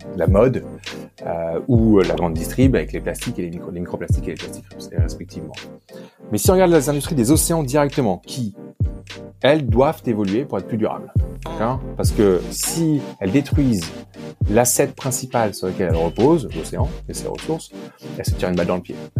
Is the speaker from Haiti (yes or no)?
no; Paris, Île-de-France, France; moved away as an adult; also born or lived in Great Britain; now in Cape Town, South Africa; je suis français. Euh, euh j'ai je suis né, j'ai grandi à Paris